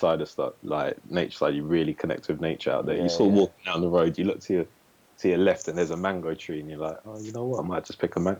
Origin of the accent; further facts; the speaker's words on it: St Albans, East of England, United Kingdom; also born or lived in St. Vincent / Bedford; live in Bedford in the UK, which is about an hour north of London. Mm-hmm. Originally grew up in sort of St. Albans, which is about half an hour outside London. Moved to the Caribbean for 4 years.